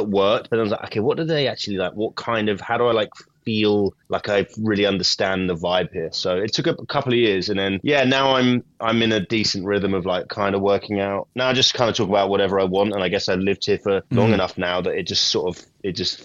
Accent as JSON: {"language": "English", "region": "England", "country": "United Kingdom", "moved": "as an adult", "lives_now": "United States", "said": "my wife's Scottish and I'm English"}